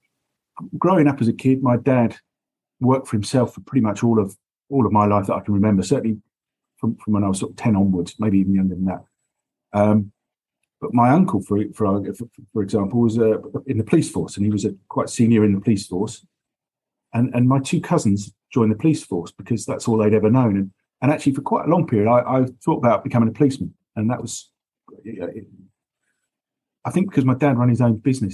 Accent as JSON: {"language": "English", "area": "Essex", "region": "East of England", "country": "United Kingdom", "tie": "born or raised there", "moved": "yes", "lives_now": "London, United Kingdom", "said": "I grew up in Essex, which is an hour on the train from the city"}